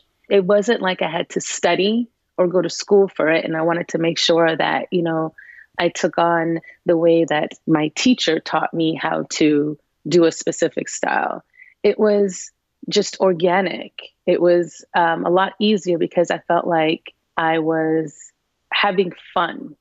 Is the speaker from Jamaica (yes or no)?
no; Canada; being Canadian